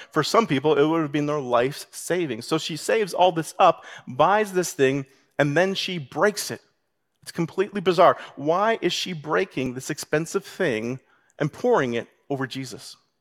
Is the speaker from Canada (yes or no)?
yes; Canada; as a Canadian